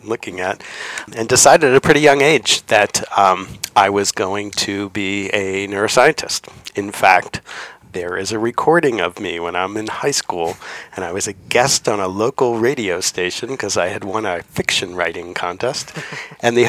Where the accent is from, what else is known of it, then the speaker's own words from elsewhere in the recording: Ardsley, New York, United States; I grew up in Ardsley, New York, which is a relatively small town just north of New York City near the Hudson River.